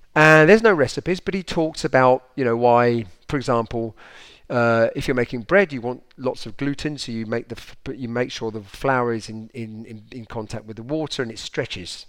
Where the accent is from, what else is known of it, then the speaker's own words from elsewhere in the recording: United Kingdom; now in France; us Brits